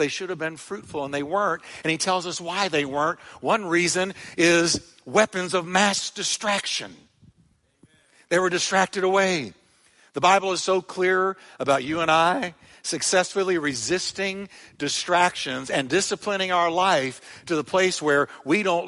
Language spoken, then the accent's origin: English; United States; Growing up in America